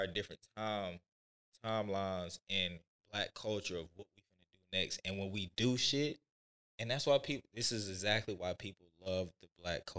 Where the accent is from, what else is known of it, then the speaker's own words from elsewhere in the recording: the South, United States; I'm from the South.